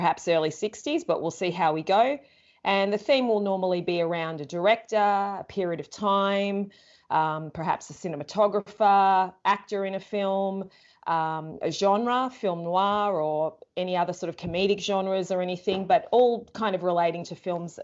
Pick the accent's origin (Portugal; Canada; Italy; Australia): Australia; Melbourne, Victoria; We're both from Melbourne, Australia